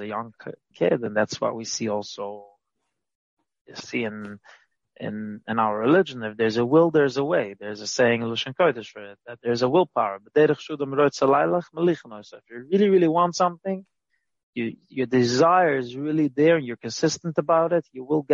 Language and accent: English; New York City, New York, United States; I grew up in Brooklyn, Williamsburg, Brooklyn